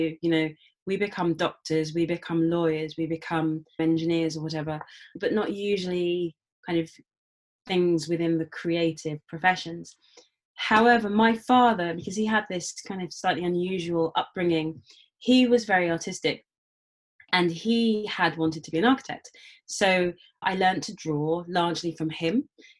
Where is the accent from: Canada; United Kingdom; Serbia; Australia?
United Kingdom; London; I grew up in London. I'm black British, or I suppose these days people say black British West African.